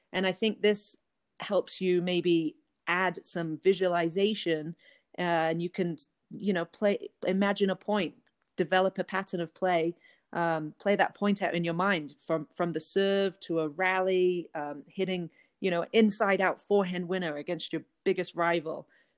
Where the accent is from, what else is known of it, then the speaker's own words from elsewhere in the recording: England, United Kingdom; accent: changed from English; moved away as an adult; now in United States; I'm from England, although my accent has changed a lot living here for over 20 years. But I grew up playing tennis in England from about age 8 until 19.